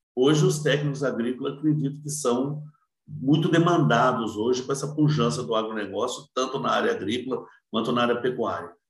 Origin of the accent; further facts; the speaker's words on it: Cardoso, São Paulo, Brazil; also born or lived in Votuporanga; sou natural de Cardoso, Cardoso. Cardoso fica ali perto de Votuporanga, Fernandópolis